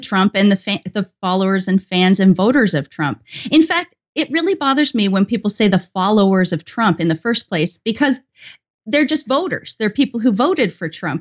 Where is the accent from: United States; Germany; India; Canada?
Canada; I'm Canadian